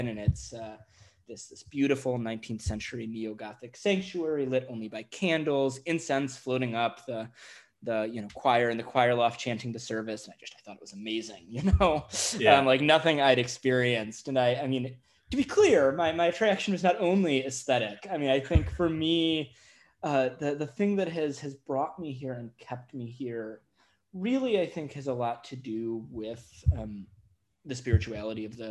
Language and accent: English; Chicago, Illinois, United States; I grew up in the Chicago area, so in the sort of Midwestern United States.